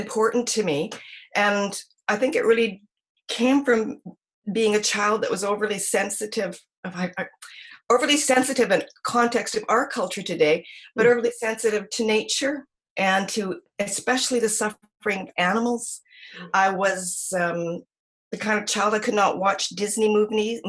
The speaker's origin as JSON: {"language": "English", "town": "Victoria", "region": "British Columbia", "country": "Canada", "tie": "born or raised there", "also_born_or_lived": "Edmonton", "said": "I grew up in most part in Victoria. My mom came from Edmonton when we were just tiny, my brother and I. And then we grew up here in Victoria."}